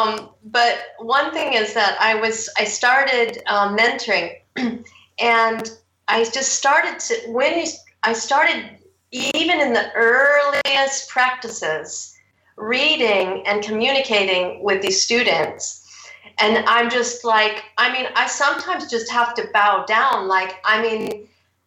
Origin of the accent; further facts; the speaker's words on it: United States; moved away as an adult; also born or lived in Seattle; now in Surrey, United Kingdom; I'm American